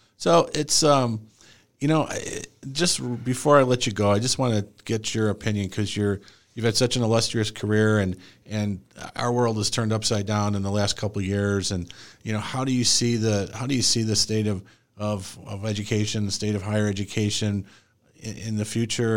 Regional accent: Joliet, Illinois, United States; moved away; I'm originally from, I was born in Joliet, Illinois

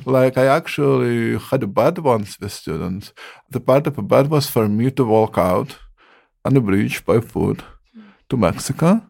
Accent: Ukraine; moved away; also born or lived in San Diego; I am come from Ukraine

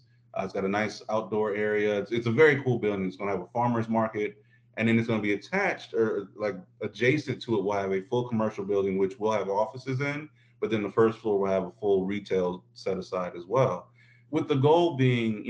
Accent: Midwest, United States; also born or lived in Florida; I'm from the Midwest.

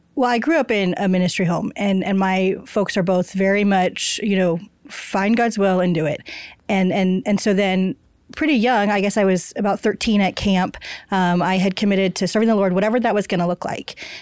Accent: Kansas, United States; I grew up in Kansas

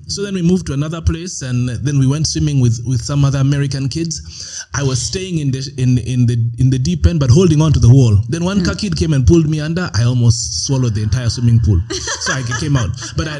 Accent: Canada; but I grew up in Canada, and in my class there were only two. Africans or dark skinned guys.

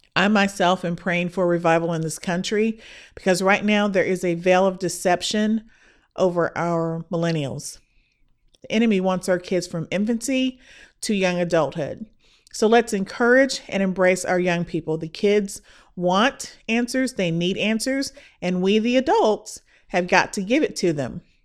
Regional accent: Midwest, United States; now in Texas, United States; I am a girl from the Midwest

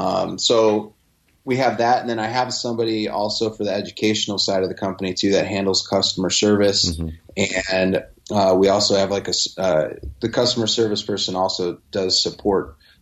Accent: Midwest, United States; And it just goes back to, I guess, me being from the Midwest. I don't talk like I'm from New York or anything like

